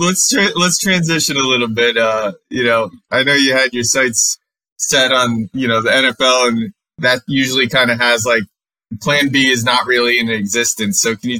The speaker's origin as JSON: {"language": "English", "town": "Mansfield", "region": "Massachusetts", "country": "United States", "tie": "born or raised there", "said": "I grew up in Mansfield, Massachusetts"}